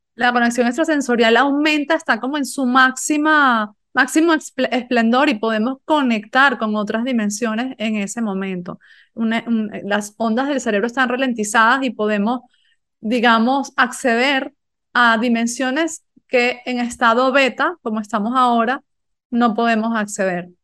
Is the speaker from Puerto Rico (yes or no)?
no; Galicia, Spain; Yo vivía en una aldea en Galicia donde había, no sé, 100 personas